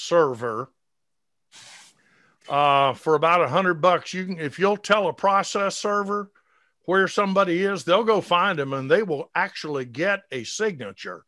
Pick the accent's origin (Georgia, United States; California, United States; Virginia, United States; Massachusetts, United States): Georgia, United States; Atlanta; Those of you that grew up here, which I did.